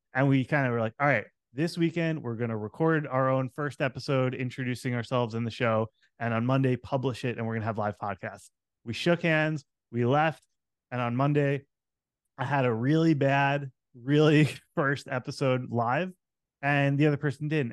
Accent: Long Island, New York, United States; moved away as an adult; also born or lived in Manhattan / Brooklyn; now in Southern California, United States; I grew up on Long Island

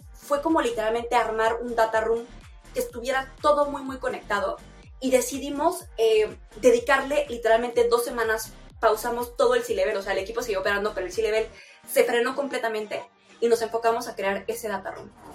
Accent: Chihuahua, Mexico; Yo vengo de Chihuahua

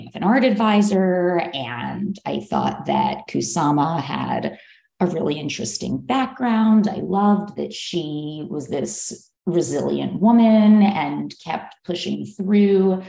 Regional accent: Philadelphia, Pennsylvania, United States; moved away as an adult; also born or lived in New York City, United States; now in Los Angeles, United States; I grew up in Philadelphia

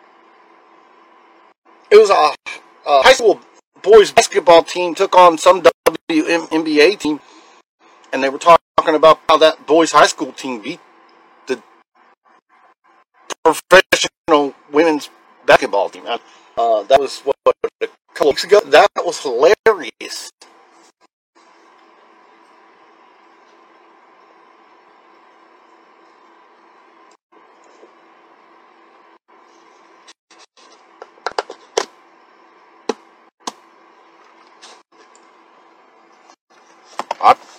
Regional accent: Chicago / Decatur, Illinois, United States; I grew up in Chicago, South Chicago, in Decatur, Illinois

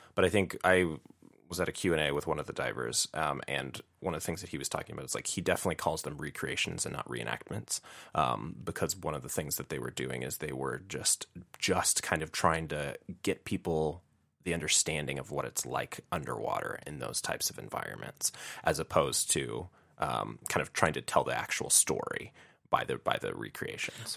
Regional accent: Chicago, Illinois, United States; I'm from Chicago, Illinois

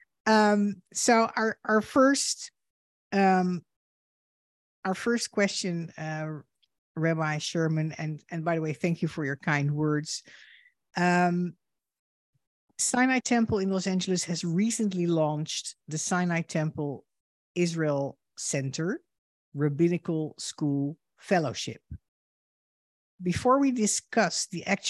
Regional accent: Netherlands; moved away as an adult; now in United States; I am a Dutch Jew and a daughter of Holocaust survivors. In 2006, I emigrated to the United States

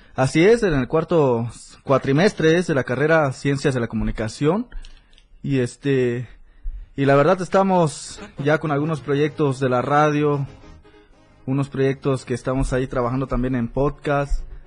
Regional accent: Mexico; moved away as an adult; also born or lived in Tenería, State of Mexico; now in Tuxtla Gutiérrez, Mexico; mi pueblo, San Francisco

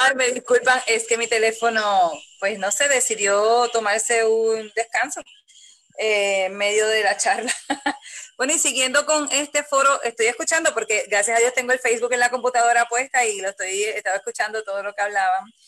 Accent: Puerto Rico; yo como, como puertorriqueña

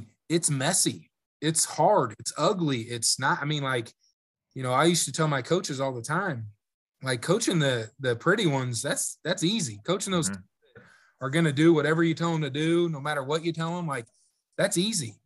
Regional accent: Iowa, United States; moved away; growing up in Iowa

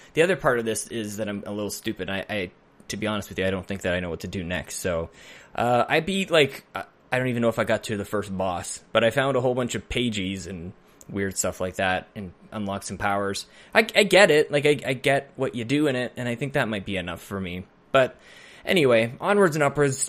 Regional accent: Edmonton, Alberta, Canada; I grew up on North, in Northside Edmonton

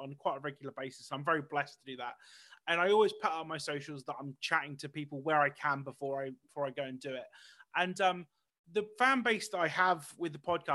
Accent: United Kingdom; being a British person

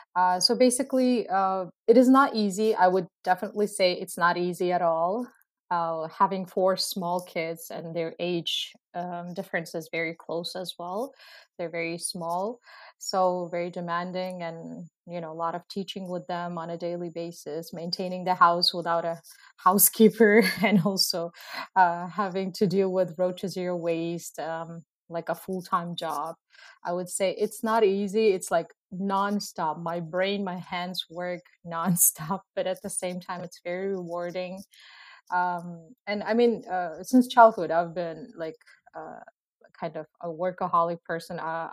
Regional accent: Uzbekistan; English is a second language; now in Canada; I come from Uzbekistan. For many of you who don't know Uzbekistan, because I was surprised actually that a lot of people don't know Uzbekistan

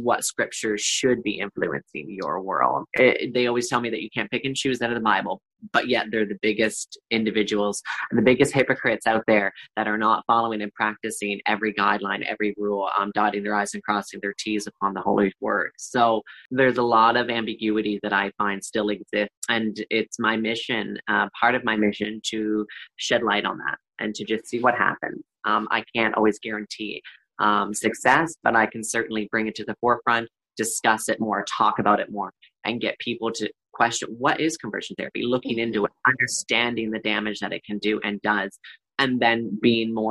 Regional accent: Perth-Andover, New Brunswick, Canada; I'm born and raised in Perth, Andover, New Brunswick, a small rural area

